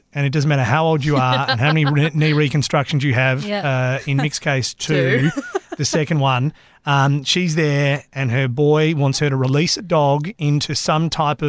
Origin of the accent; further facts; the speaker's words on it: Australia; I'm an Aussie.